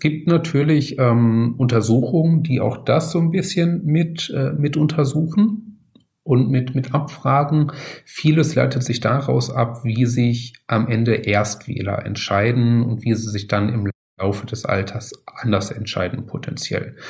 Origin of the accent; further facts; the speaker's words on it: North Rhine-Westphalia, Germany; Ich komme aus, aus Nordrhein-Westfalen, aus Ostwestfalen da in der Ecke